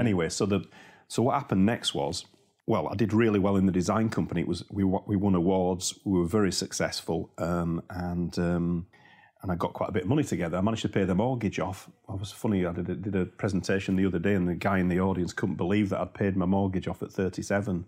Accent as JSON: {"language": "English", "region": "Yorkshire and the Humber", "country": "United Kingdom", "accent": "Yorkshire", "said": "I'm from Yorkshire"}